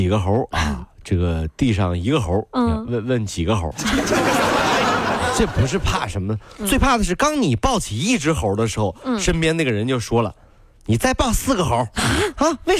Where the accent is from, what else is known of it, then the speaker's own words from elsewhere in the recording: Ningbo, Zhejiang, China; 这是我们宁波人的骄傲。